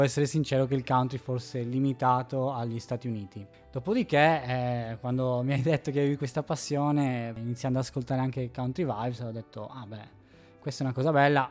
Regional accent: Sardinia, Italy; accent: Sardinian; now in Trento, Italy; anch'io non sono di qua, come si intuirà dal mio accento sardo

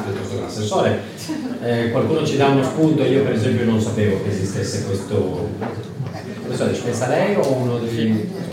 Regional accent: Lombardy, Italy; sono lombardo

